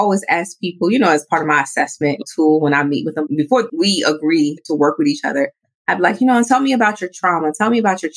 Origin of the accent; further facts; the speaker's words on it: New York City, New York, United States; I grew up in New York City